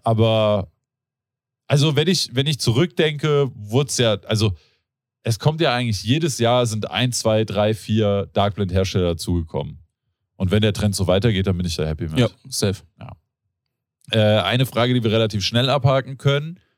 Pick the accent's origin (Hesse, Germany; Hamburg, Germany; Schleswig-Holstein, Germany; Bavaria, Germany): Hesse, Germany; Rodgau; ich bin in Rottgau aufgewachsen